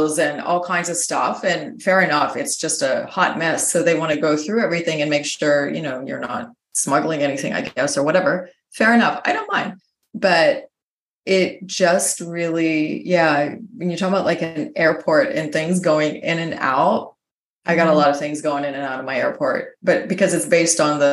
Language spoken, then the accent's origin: English; United States; moved away; my home country, the United States